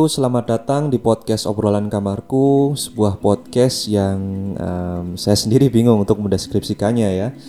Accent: Java, Indonesia; accent: Javanese (medok); jadi akun saya yang dulu itu dari Jawa ya jadi kalau aksen saya kerasa Jawa atau medok ya maklum aja ya maklum aja

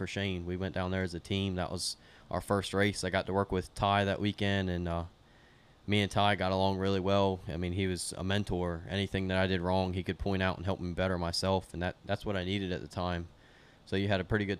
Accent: Greenwood, Delaware, United States; we're from Delaware.

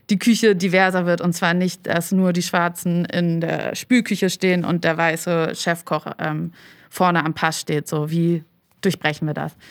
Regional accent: Hamburg, Germany; moved away as an adult; also born or lived in Berlin; ich bin ja Hamburgerin, bin dann aber nach dem Abi, war ich dann erstmal reisen und bin dann äh, nach Berlin, um da zu studieren.

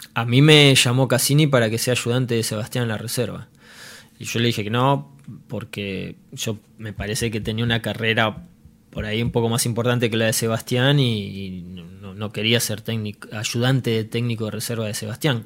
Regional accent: Argentina; yo cuando era chico en Argentina

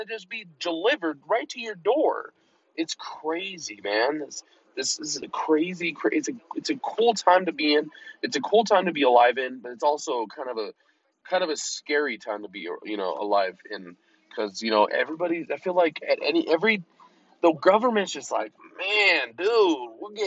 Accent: Colorado, United States; I'm in Colorado and it's relative to me because, you know, I'm from Colorado

